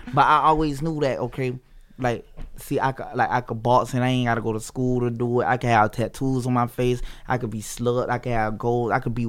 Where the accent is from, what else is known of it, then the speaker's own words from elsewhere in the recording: Florida, United States; Broward County.